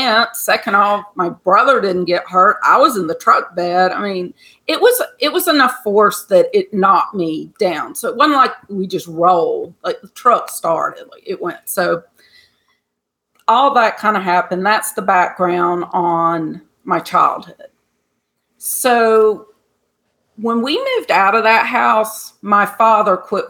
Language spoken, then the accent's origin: English; Georgia, United States; I grew up in Georgia